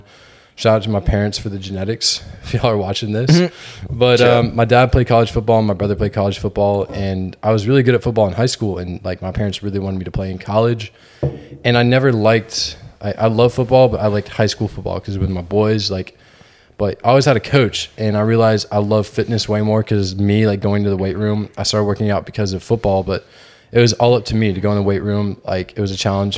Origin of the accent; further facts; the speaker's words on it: Georgia, United States; moved away as an adult; now in Houston, United States; I'm from Georgia